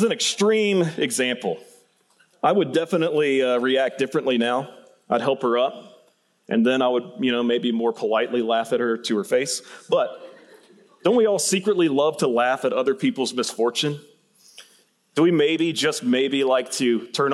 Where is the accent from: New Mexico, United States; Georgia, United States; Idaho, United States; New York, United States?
Georgia, United States; Central; moved away; I grew up in Central Georgia